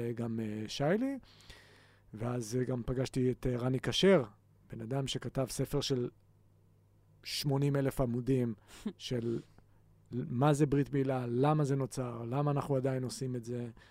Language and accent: Hebrew; Haifa, Haifa District, Israel